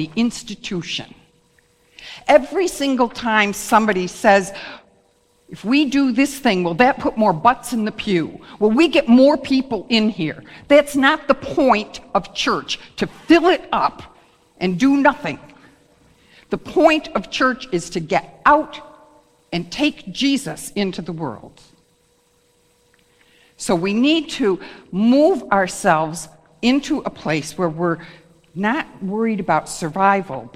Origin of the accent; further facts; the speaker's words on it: Wales, United Kingdom; I'm a Welsh person.